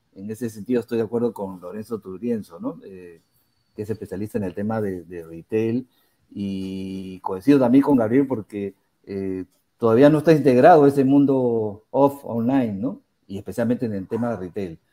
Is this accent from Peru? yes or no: yes; Peru; ahora mayoritariamente somos este, peruanos